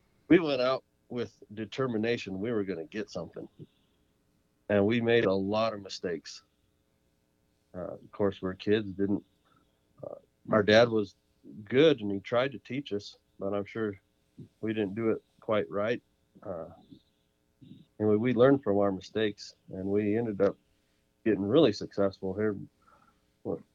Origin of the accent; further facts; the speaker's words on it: San Luis Valley, Colorado, United States; now in New Mexico, United States; I grew up in the San Luis Valley in Colorado, in South Central Colorado.